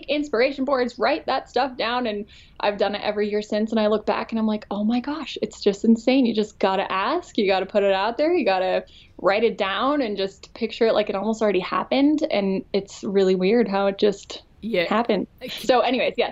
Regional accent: Colorado, United States; also born or lived in California; probably honestly more from Colorado

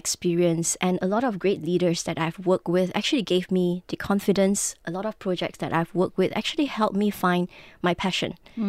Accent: Penang, Malaysia; So I am Malaysian Chinese. I grew up in Penang, in a little town in the Heartlands.

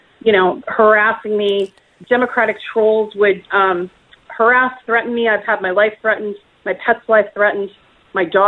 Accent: Wisconsin, United States; I grew up in Wisconsin on a farm

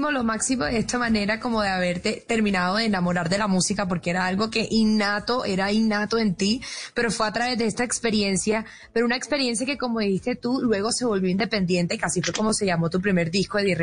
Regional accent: Barranquilla, Atlántico, Colombia; de allá en Barranquilla, que es mi tierra, sí te quieren.

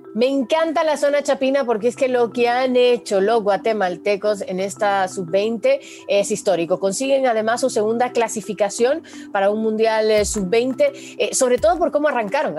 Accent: Honduras; now in United States; como catracha estoy con mi corazón en Honduras

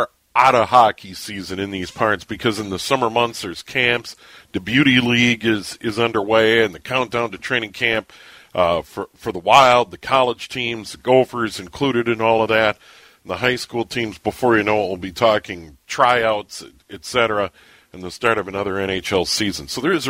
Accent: St. Paul, Minnesota, United States; I was born in St. Paul in 64, so I was a little kid when they were born.

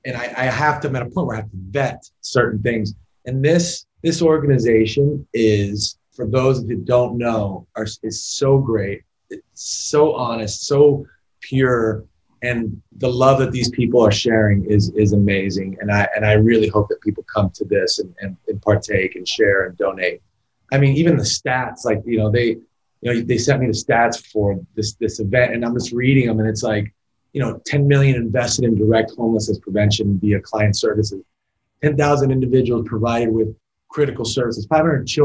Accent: Las Vegas, Nevada, United States; I was born and raised in this town

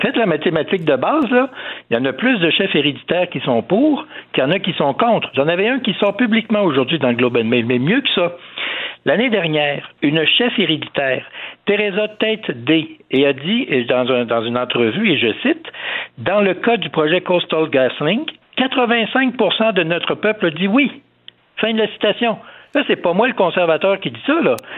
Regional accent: Canada; chez nous au Canada

